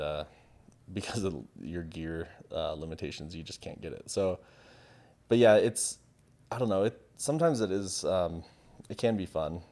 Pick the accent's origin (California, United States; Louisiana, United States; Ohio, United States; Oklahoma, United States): California, United States; San Diego; I grew up in San Diego. by the beach